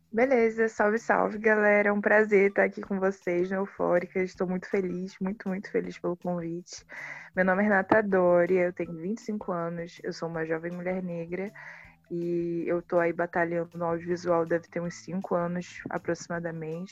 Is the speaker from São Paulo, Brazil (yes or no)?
no; Baixada Fluminense, Rio de Janeiro, Brazil; eu nasci na Baixada Fluminense do Rio de Janeiro, que é a periferia do Rio.